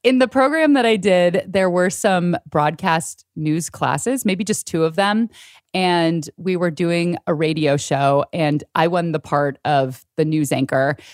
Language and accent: English; San Francisco Bay Area, California, United States; born or raised there